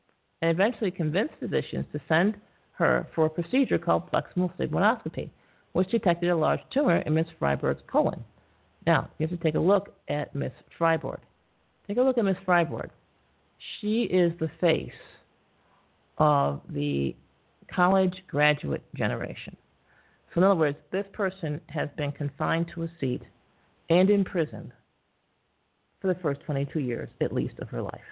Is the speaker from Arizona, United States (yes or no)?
no; New York, United States; I'm from New York